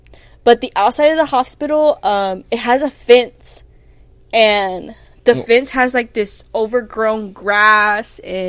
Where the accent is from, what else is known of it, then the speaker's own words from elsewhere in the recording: Houston, Texas, United States; we're from Texas.